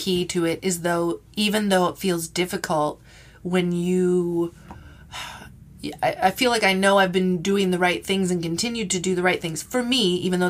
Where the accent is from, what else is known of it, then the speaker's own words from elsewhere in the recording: Minnesota, United States; growing up in Minnesota and going through those winters